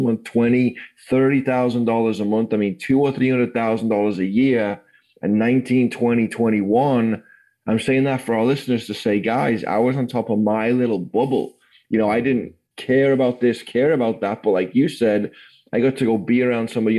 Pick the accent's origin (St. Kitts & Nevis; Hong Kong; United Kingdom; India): United Kingdom; Liverpool, North West England; now in California, United States; I grew up in Liverpool.